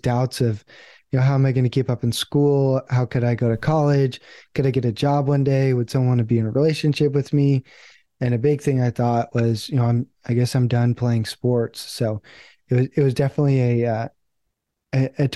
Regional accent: San Diego, California, United States; I grew up in San Diego. I still live in San Diego

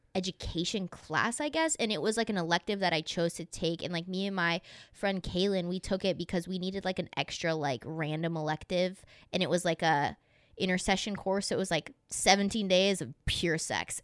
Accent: the South, United States; I grew up in the South

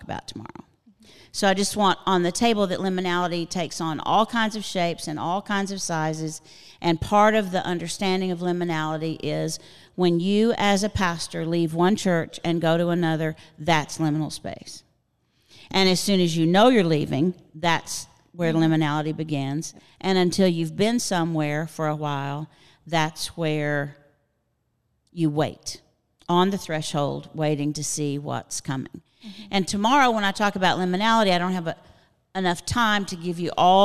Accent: Floydada, Texas, United States; I'm from Floydada, Texas

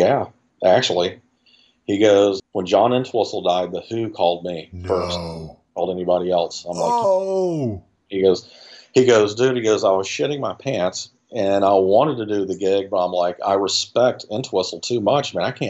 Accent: Atlanta, Georgia, United States; moved away as an adult; now in Marin County, United States; I grew up in Atlanta, Georgia, where it's super cheap to live.

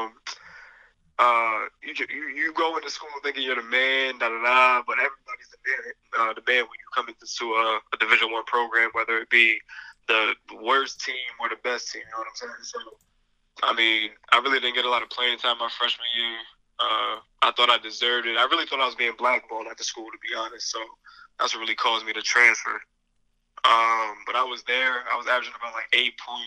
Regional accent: Albany, New York, United States; also born or lived in Guilderland, New York; I grew up in Albany and then moved to Gilderland like later on, and then attended a Gilderland High School

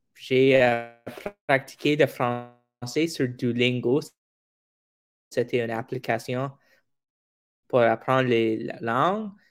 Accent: Gimli, Manitoba, Canada; first language English; French is a second language; C'est anglais première parce que je suis au Manitoba

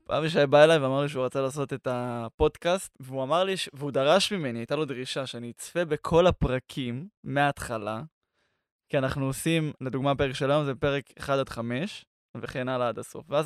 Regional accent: Israel; אנחנו ישראלים גאים.

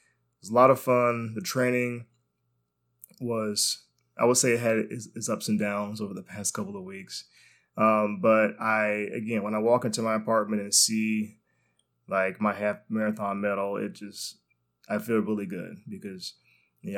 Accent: Greensboro, North Carolina, United States; moved away; North Carolina, to Greensboro, which is actually my hometown

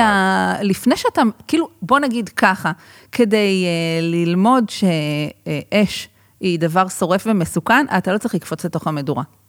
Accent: Israel

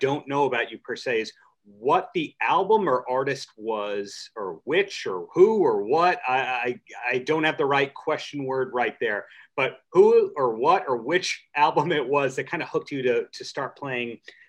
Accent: New York, United States; To me as a New Yorker, Nashville became super cool and mainstream

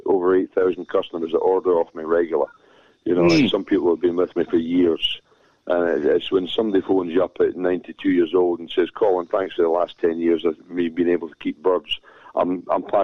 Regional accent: Scotland, United Kingdom; I'm a Scotsman.

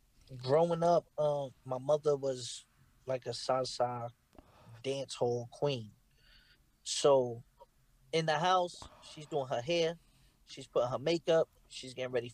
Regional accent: Brooklyn, New York, United States; Brooklyn, New York.

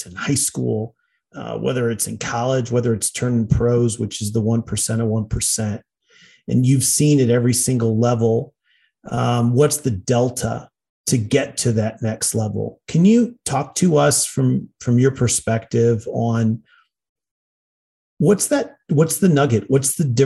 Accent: Indiana, United States; I come from Indiana, where basketball's religion

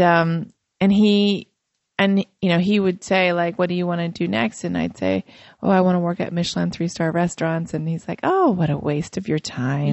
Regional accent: Fort Wayne, Indiana, United States; I grew up in Fort Wayne, Indiana, and, um, I'm Macedonian

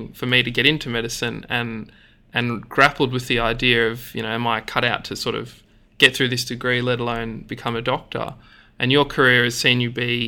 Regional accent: Ballarat, Victoria, Australia; I'm from Ballarat, which is a few kilometres away from the town of Ararat

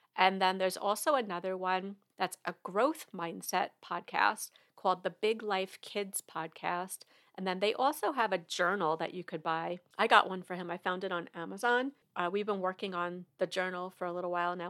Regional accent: New York, United States; now in Georgia, United States; I am from New York originally

